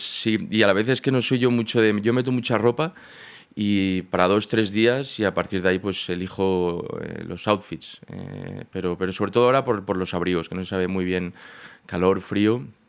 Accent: Barcelona, Catalonia, Spain; moved away as an adult; also born or lived in A Coruña, Galicia; now in Madrid, Spain; en Barcelona, que es donde yo me crié, de Galicia, nací en Coruña, pero a los cuatro años me fui a Barcelona, hasta, hasta los 18 que me vengo a Madrid

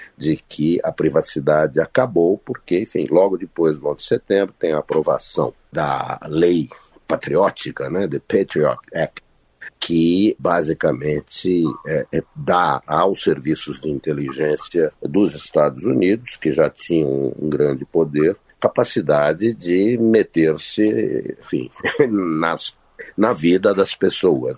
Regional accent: Brazil; moved away as an adult; now in Washington, D.C., United States; eu estou aqui há 41 anos, eu tenho filhos aqui, eu tenho netos aqui, enfim, eu sigo brasileiro, mas sou também americano

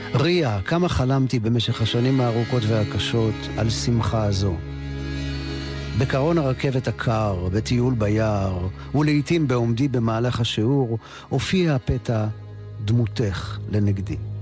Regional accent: Ramat Gan, Tel Aviv District, Israel; ובשמי רמת גן, שנות החמישים

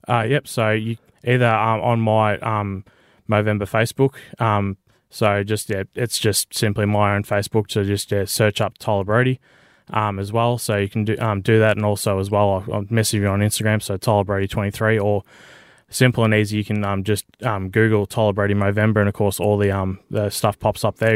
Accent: Benalla, Victoria, Australia; moved away; I'm born and raised in Benalla.

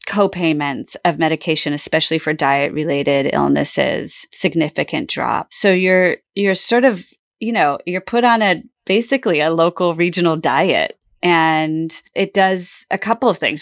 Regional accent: California, United States; moved away; also born or lived in Bermuda; I grew up in California

